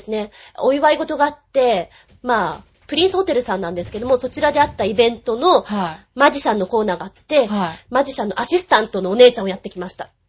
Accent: Kanto, Japan; 関東の人間で

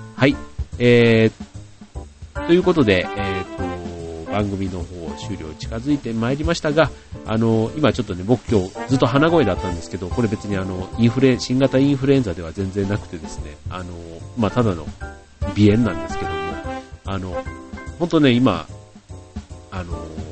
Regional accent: Osaka, Japan; 自分はあの、大阪出身

